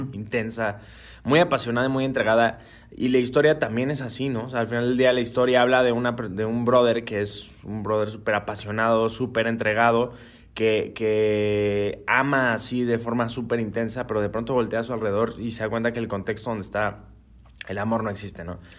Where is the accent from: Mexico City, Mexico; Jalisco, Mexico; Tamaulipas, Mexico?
Jalisco, Mexico; Guadalajara; Feliz de estar acá en mi tierra